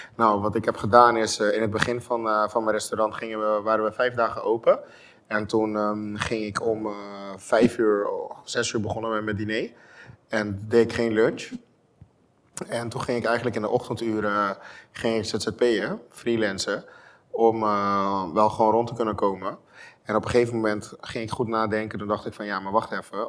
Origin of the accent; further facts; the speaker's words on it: Curaçao; moved away as an adult; now in Netherlands; ik kom uit Curaçao. Ik ben geboren en getogen